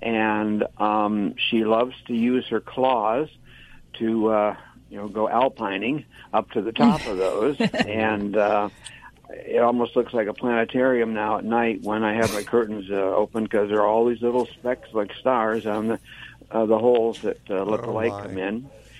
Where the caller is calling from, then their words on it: Reading, Pennsylvania, United States; Reading, Pennsylvania, that sometimes gets mispronounced as Reading, but it's Reading.